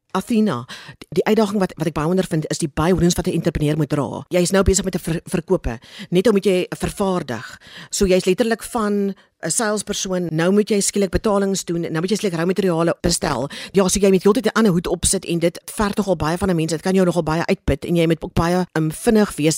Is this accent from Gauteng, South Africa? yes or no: no; Cape Town, Western Cape, South Africa; ek het in Kaapstad groot geword